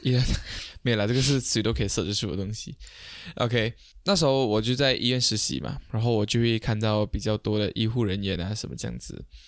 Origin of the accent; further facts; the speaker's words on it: Malaysia; 我们马来西亚这边